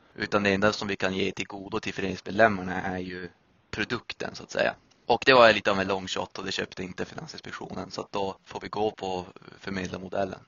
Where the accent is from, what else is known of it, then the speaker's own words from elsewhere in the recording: Piteå, Norrbotten County, Sweden; moved away; Jag är från Piteå i Norrbotten.